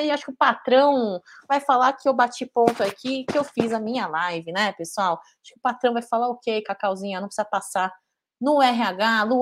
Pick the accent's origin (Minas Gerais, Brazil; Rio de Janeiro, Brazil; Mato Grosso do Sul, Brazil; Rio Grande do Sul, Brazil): Rio Grande do Sul, Brazil; Porto Alegre; estive em São Paulo mês passado, sou aqui de Porto Alegre.